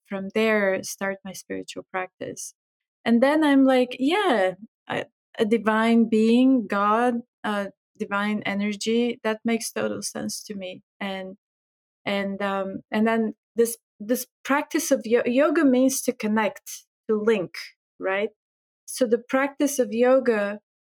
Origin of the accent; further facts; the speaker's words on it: Bulgaria; moved away; I'm from Bulgaria. I was born there. I grew up there.